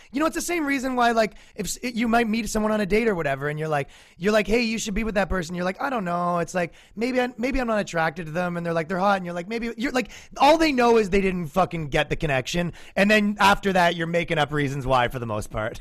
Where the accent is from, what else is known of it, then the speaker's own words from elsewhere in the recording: Canada; moved away as an adult; now in United States; me being a Canadian in America.